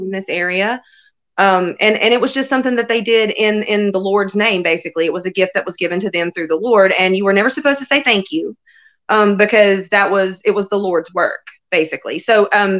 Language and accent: English; North Cove, North Carolina, United States; where I grew up in North Cove, you are 20 minutes from any kind of store